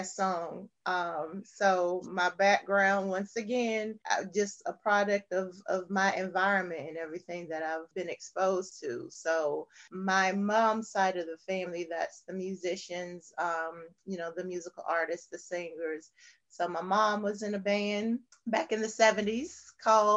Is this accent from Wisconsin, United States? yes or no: no; New York, United States; also born or lived in the South (US); born and bred in the South, right? But buttered and jellied in New York. Yes. So I was about 7 when we moved to New York.